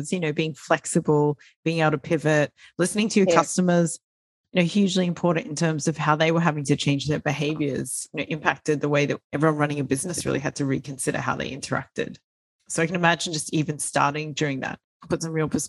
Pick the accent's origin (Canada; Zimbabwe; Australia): Australia; Being an Australian, growing up with ants